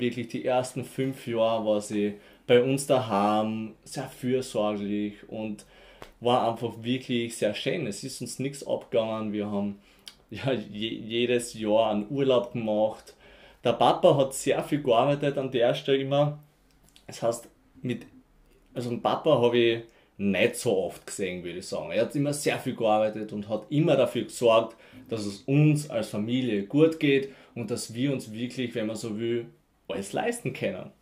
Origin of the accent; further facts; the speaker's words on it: near Graz, Styria, Austria; ich komme auf alle Fälle mal vom Land, Faselsberg, Graz Umgebung